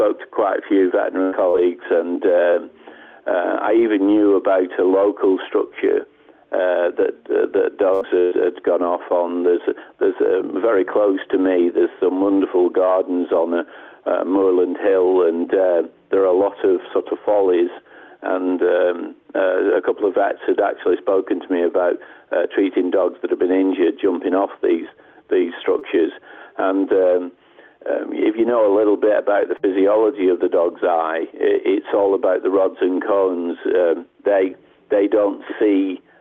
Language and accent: English; England, United Kingdom; also born or lived in United States; I'm from England and have lived here most of my life.